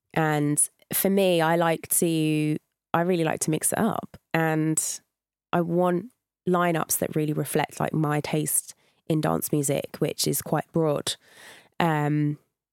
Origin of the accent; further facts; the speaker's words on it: St Albans, East of England, United Kingdom; Yeah, that's in Hertfordshire.